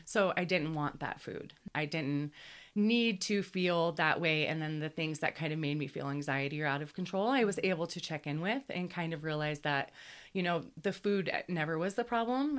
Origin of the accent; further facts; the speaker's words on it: Cle Elum, Washington, United States; moved away as an adult; now in Colorado, United States; at Cleellum on the Northwest is where I started growing up in Washington